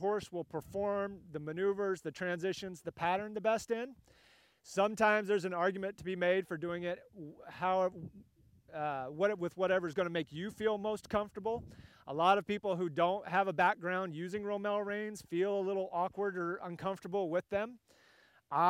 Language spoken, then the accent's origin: English; California, United States; moved away; I'm a West Coast guy originally. I grew up in California